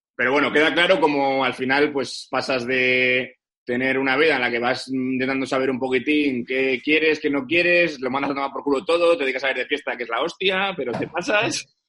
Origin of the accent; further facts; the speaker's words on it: Santander, Cantabria, Spain; yo soy de Santander